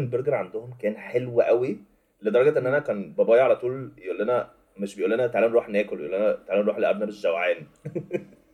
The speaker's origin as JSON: {"language": "Arabic", "country": "Egypt"}